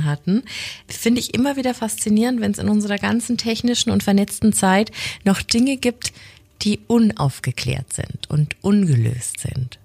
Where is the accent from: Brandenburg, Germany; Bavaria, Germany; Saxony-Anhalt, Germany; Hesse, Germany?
Bavaria, Germany; Franconia; accent: Franconian